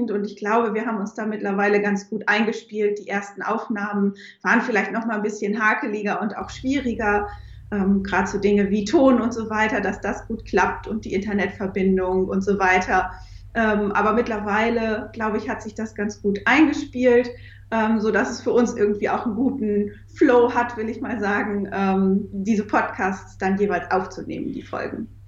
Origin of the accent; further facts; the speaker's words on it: Lower Saxony, Germany; born there; also ich habe Psychologie studiert und bin auch gebürtige Ostfriesin